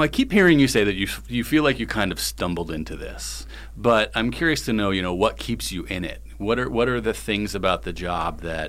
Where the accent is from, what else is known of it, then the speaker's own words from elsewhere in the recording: Massachusetts, United States; growing up in Massachusetts